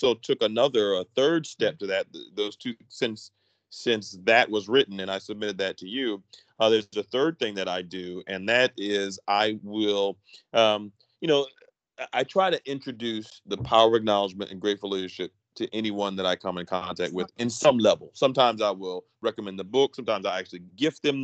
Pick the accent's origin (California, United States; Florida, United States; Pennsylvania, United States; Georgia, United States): Pennsylvania, United States; Philadelphia; moved away as an adult; born and raised in Philadelphia